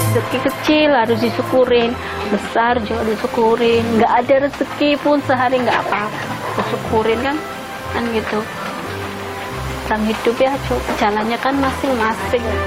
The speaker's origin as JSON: {"language": "Indonesian", "town": "Pekalongan", "region": "Central Java", "country": "Indonesia", "moved": "yes", "said": "umur saya 28 tahun asal dari Pekalongan Jawa Tengah"}